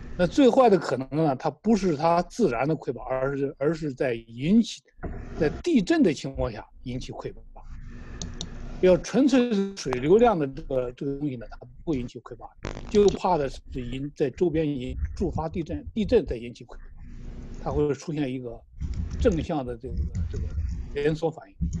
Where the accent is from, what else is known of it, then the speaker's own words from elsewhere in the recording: China; 我们中国人